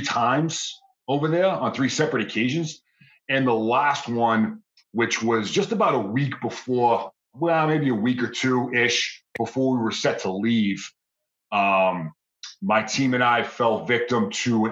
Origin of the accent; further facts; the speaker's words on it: Boston, Massachusetts, United States; moved away as an adult; Boston, Mass, born and raised